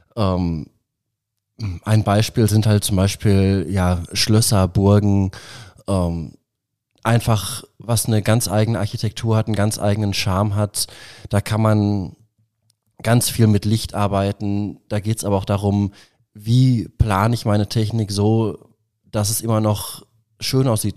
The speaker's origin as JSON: {"language": "German", "area": "Ruhr area", "region": "North Rhine-Westphalia", "country": "Germany", "moved": "as an adult", "lives_now": "Nuremberg, Germany", "said": "Ich äh, komme ursprünglich äh, aus dem Ruhrgebiet. Mich hat aber dann auch selbst die Liebe nach Nürnberg verschlagen"}